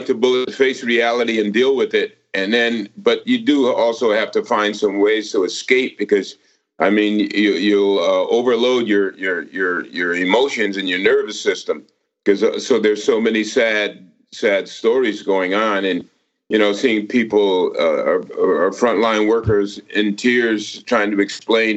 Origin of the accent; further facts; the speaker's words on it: Connecticut, United States; moved away; also born or lived in Charleston, South Carolina / Camden, New Jersey / New York; I grew up in Connecticut.